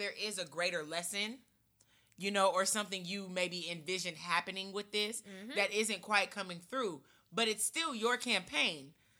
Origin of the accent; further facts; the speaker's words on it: Nashville, Tennessee, United States; also born or lived in St. Louis, Missouri; As someone from St. Louis, and I've grown up here in Antioch, in Nashville